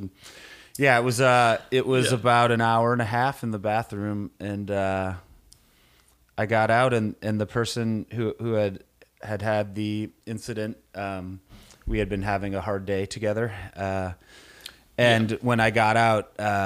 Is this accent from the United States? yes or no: yes; Minnesota, United States; I grew up in Minnesota